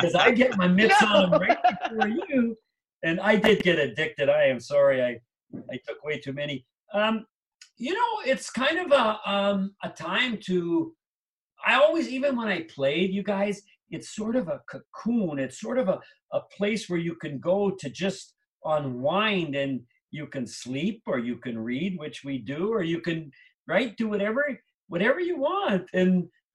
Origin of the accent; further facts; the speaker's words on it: Canada; moved away as an adult; also born or lived in New Jersey; now in Minnesota, United States; I grew up in Canada.